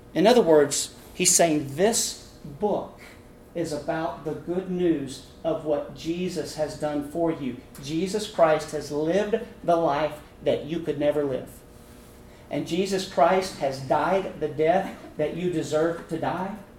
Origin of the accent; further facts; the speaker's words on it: Abilene, Texas, United States; now in Houston, United States; I was born and raised in Abilene